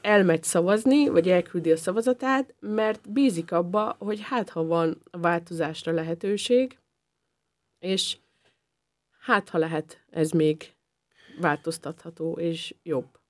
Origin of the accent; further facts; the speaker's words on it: Upper Hungary, Felvidék, Slovakia; now in Austria; én a, a felvidéki életemet én rögtön egy osztrák életre cseréltem